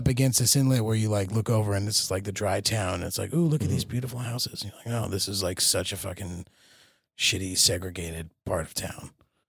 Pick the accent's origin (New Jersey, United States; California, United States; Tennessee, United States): New Jersey, United States; I just know East Orange because I'm from New Jersey